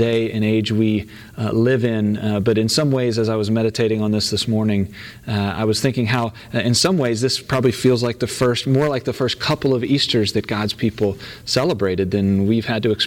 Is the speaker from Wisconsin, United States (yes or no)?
no; Virginia Beach, Virginia, United States; moved away; I grew up in the Virginia Beach area of Virginia